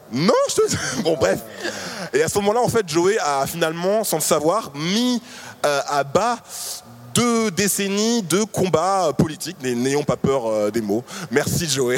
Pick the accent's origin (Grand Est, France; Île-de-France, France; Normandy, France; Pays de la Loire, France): Île-de-France, France; Paris; also born or lived in Martinique; je suis né en Martinique, je vis à Paris depuis que j'ai 6 ans